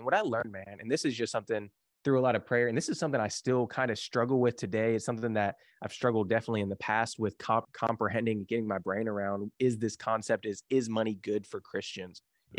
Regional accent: Kentucky, United States; I grew up in the Bible Belt. And so if the Bible Belt, for people don't know, like we down in like Kentucky here

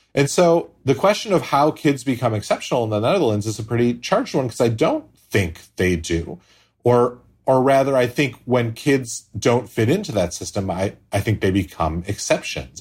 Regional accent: United States; to me, an American

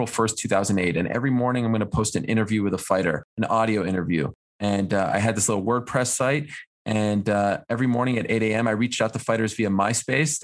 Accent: Montreal, Quebec, Canada; moved away as an adult; also born or lived in Syracuse; where I grew up, I grew up in Montreal

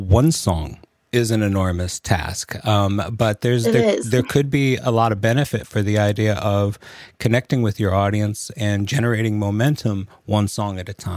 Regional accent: Los Angeles, California, United States; I'm from Los Angeles

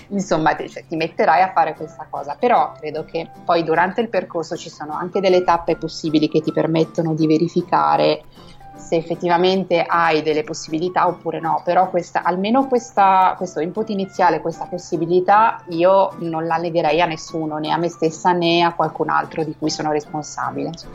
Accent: Borgonovo Val Tidone, Emilia-Romagna, Italy; now in Madrid, Spain; sono originaria di Piace, della provincia di Piacenza, si chiama Borgonovo Valtidone, questo piccolo paesino di 6.000 anime

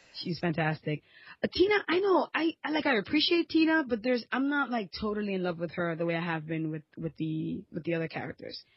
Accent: New York, United States; I was born and raised in New York

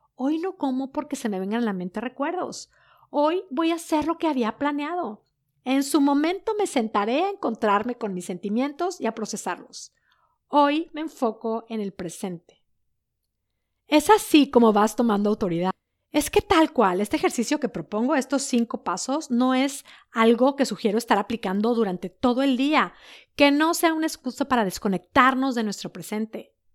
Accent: Mexico; moved away as an adult; also born or lived in Netherlands; desde que nos fuimos de México

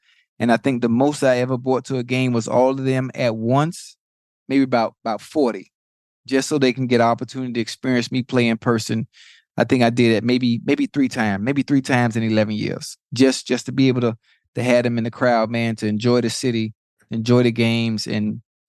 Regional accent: Miami, Florida, United States; I'm from Liberty City, from Dade County.

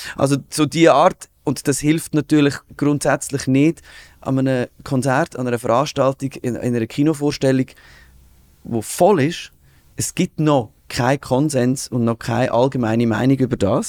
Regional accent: Switzerland; uns Schweizer

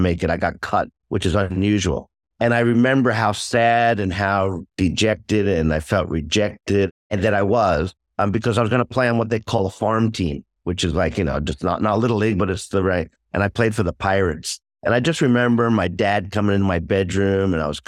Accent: upstate New York, United States; now in Japan; I was originally born in New York City. Grandparents had immigrated from Europe, like a lot of families. But we moved upstate New York when I was probably around second or third grade

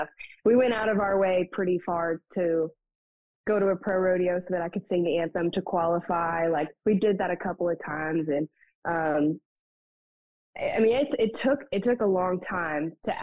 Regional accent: South Louisiana, United States; I'm a Cajun baby for sure

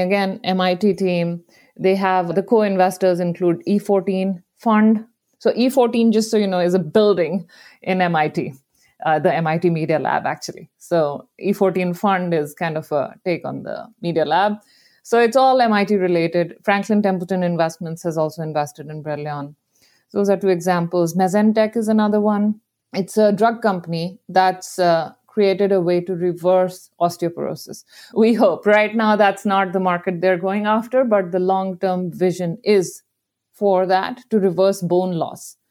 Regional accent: India; moved away as an adult; now in San Francisco, United States; I grew up in India

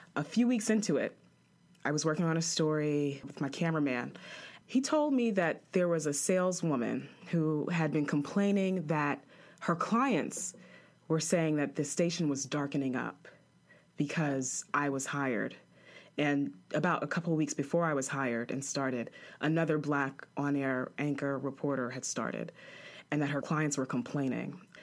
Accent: New York, United States; moved away as an adult; also born or lived in Chapel Hill, North Carolina / Greenville, North Carolina; I'm a girl from New York

